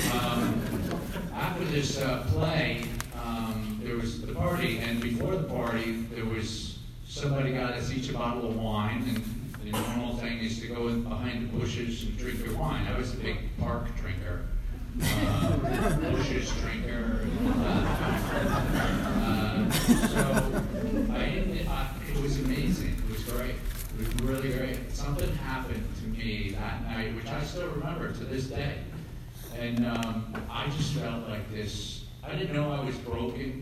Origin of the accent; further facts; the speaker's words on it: Larchmont, New York, United States; moved away; I grew up briefly in Larchmont, nine kids